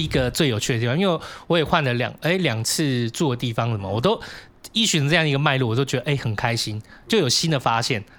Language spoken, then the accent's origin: Chinese; Hong Kong; now in Taiwan; 我们香港人来到台湾